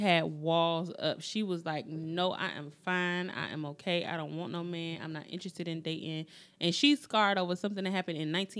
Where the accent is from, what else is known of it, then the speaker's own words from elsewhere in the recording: United States; We as the American citizens that live and work every single day.